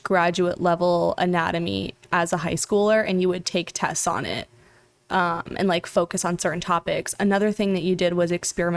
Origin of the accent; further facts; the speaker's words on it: South Florida, United States; now in New York, United States; We're both from South Florida